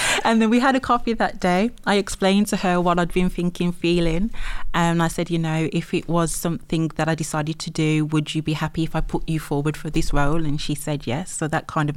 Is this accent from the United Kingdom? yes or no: yes; West Bromwich, West Midlands, United Kingdom; accent: Brummie; Sandwell girl. So I'm from West Bromwich